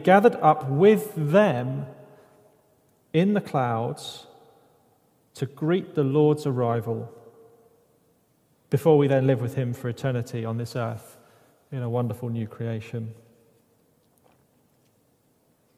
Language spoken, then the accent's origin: English; United Kingdom; I'm British